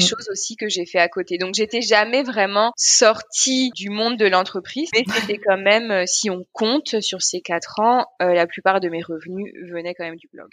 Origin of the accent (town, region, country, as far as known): Paris, Île-de-France, France; born or raised there; moved away as an adult; also born or lived in Guadeloupe / Alsace-Lorraine; now in Berlin, Germany